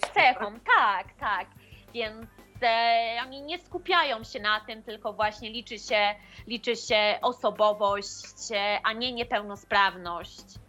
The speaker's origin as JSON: {"language": "Polish", "country": "Poland", "tie": "born or raised there", "said": "urodziłam się w bardzo małej miejscowości"}